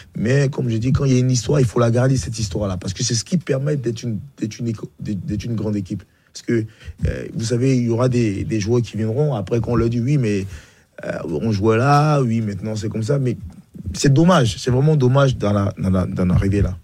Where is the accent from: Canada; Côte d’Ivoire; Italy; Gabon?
Côte d’Ivoire; Bingerville, Abidjan; moved away; also born or lived in France; je suis né à Benjerville